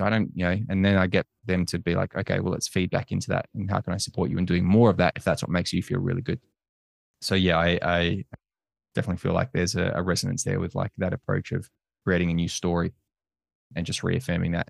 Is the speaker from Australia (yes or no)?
yes; Australia; also born or lived in United States